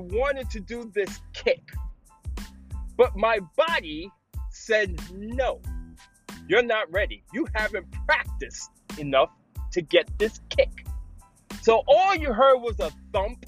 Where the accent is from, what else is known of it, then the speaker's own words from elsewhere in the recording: New York City, New York, United States; I grew up in the Bronx in a city called Parkchester.